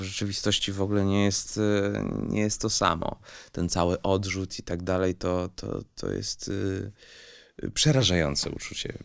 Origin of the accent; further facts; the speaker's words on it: Switzerland; moved away; also born or lived in France; wychowałem się w Szwajcarii